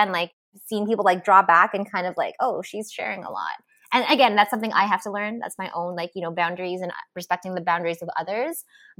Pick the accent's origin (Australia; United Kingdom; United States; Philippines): Philippines; I'm Filipina and I was raised Roman Catholic. So religion was a huge part of my upbringing.